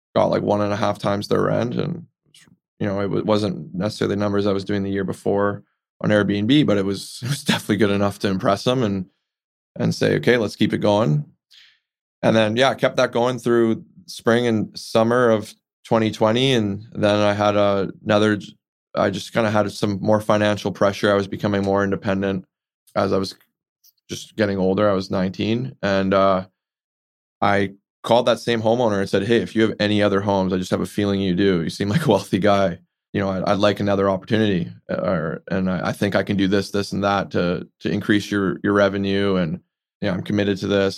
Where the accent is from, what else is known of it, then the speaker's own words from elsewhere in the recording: Vancouver, British Columbia, Canada; grew up here in Vancouver